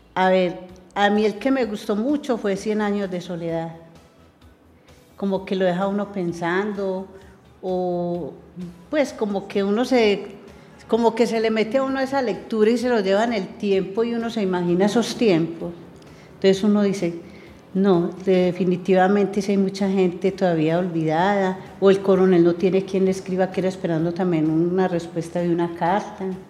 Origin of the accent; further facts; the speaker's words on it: Medellín, Antioquia, Colombia; el pueblito pequeño donde yo nací